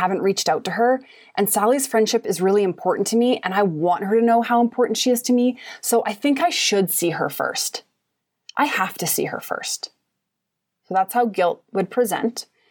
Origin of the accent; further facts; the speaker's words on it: Kamloops, British Columbia, Canada; moved away as an adult; now in Shaunavon, Canada; I live in Shaunavon, Saskatchewan now, but I'm from Kamloops, B C originally.